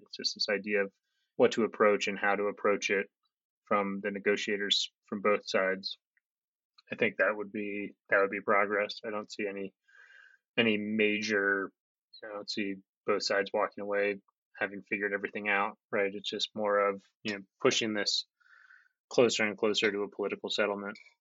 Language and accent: English; United States; now in Kabul, Afghanistan